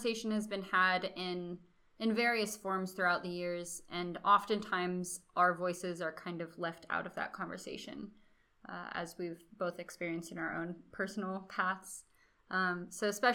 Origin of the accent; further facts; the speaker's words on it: Austin, Texas, United States; moved away as an adult; now in Florida, United States; I'm from Austin, Texas